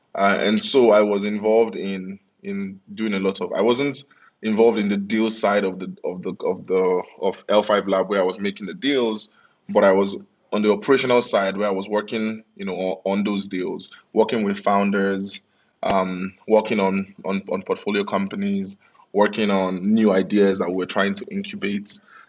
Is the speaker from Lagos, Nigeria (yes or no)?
yes; Lagos, Nigeria; also born or lived in United Kingdom; My parents required that I moved back to Lagos to do that.